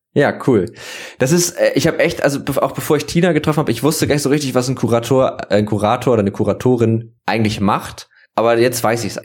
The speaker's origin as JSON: {"language": "German", "region": "Northern Germany", "country": "Germany", "tie": "born or raised there", "said": "ich bin Norddeutscher schon mein ganzes Leben lang"}